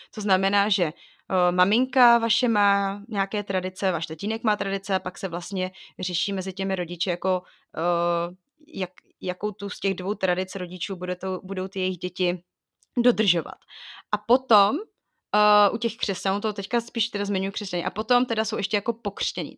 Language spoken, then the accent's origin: Czech; Bohemia, Czechia; jsem z Čech